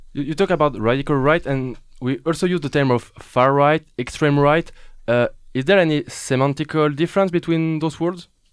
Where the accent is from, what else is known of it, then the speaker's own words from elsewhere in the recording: France; accent: French; English is a second language; my French accent